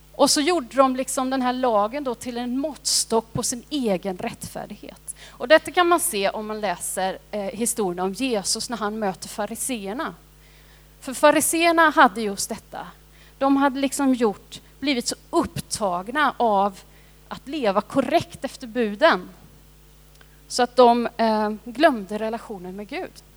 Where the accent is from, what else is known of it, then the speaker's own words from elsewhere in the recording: Sweden; also born or lived in India; jag har varit svensk hela mitt liv men nu är jag också indisk medborgare